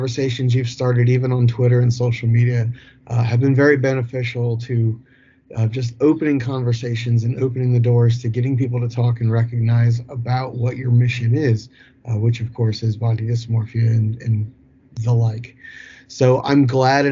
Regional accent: Pennsylvania, United States; I am from Pennsylvania, United States

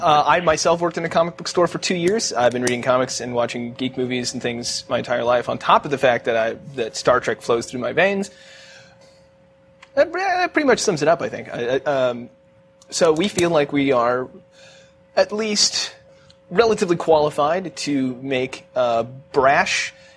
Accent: Kansas City, United States; Both Jake and I are from Kansas City.

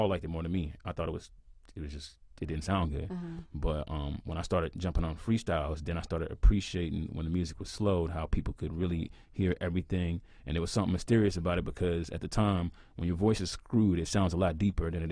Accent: Houston, Texas, United States; I'm from Houston, Texas, and you know, I grew up just like any other kid

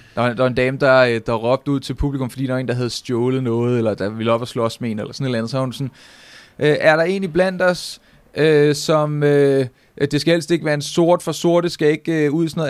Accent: Nivå, Capital Region of Denmark, Denmark; jeg kommer fra Niveau, og jeg er øh, 12 år

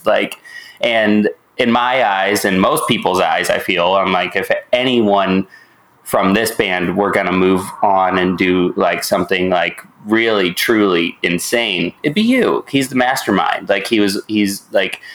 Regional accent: Indianapolis, Indiana, United States; moved away as an adult; also born or lived in Columbus, Ohio; now in Missouri, United States; I'm from Indianapolis, which is where Nico and I, you know, mm-hmm. we grew up.

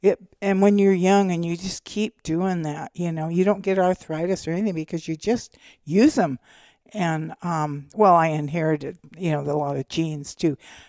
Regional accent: California, United States; No, in the foothills I grew up in Northern California were black-tailed deer.

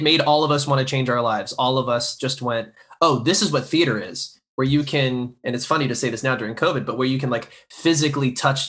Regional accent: Florida, United States; Growing up in Florida

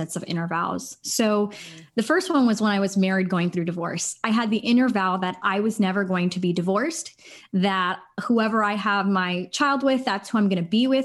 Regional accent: Los Angeles, California, United States; So I am from Los Angeles, California. I'm a Los Angeles native

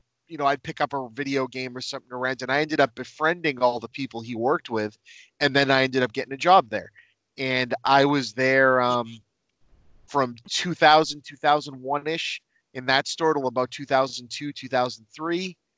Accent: Lynn, Massachusetts, United States; I grew up in Lynn, Massachusetts. I still live there, right on the East Coast, right north of Boston.

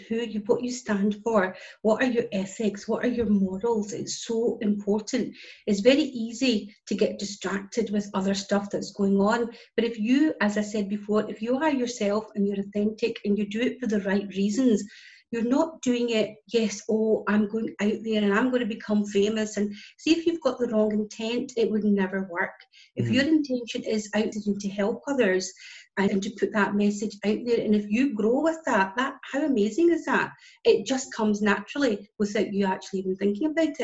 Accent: Scotland, United Kingdom; as you can tell by my accent, I'm from Scotland

